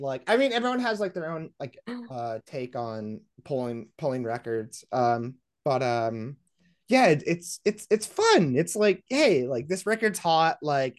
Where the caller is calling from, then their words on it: Las Vegas, Nevada, United States; Yes, I'm in Las Vegas. This is where my HQ is, my label HQ.